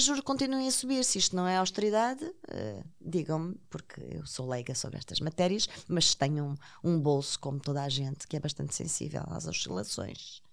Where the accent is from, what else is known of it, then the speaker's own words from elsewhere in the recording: Portugal; como portuguesa